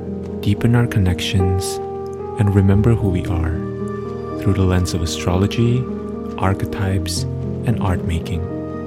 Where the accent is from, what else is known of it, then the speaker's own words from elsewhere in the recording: Virginia, United States; also born or lived in Bangkok, Thailand / Bangladesh / Pakistan / Kenya; I come from a big international family. I was born in Bangkok, Thailand, and grew up in Bangladesh, Pakistan, Kenya, and Northern Virginia.